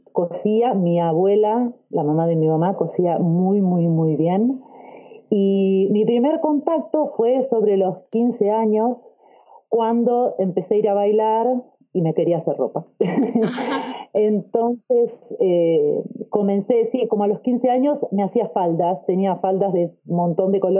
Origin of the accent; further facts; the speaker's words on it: Argentina; now in Australia; soy argentina y vivo en Australia.